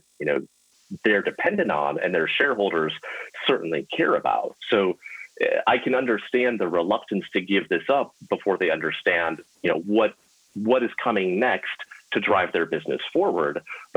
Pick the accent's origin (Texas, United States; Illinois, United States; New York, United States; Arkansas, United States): Illinois, United States; the senator from my home state